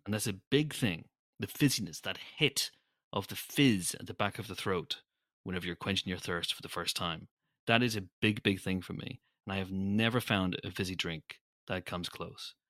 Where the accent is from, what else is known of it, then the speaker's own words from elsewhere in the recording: Northern Ireland, United Kingdom; I'm Northern Irish.